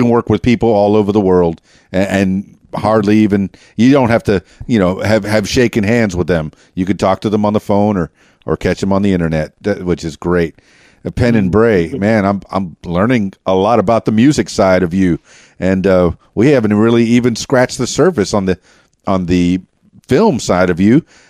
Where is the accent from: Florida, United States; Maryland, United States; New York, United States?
Florida, United States; Miami; I was born and raised in Miami. So, and I did a lot of radio down in Miami.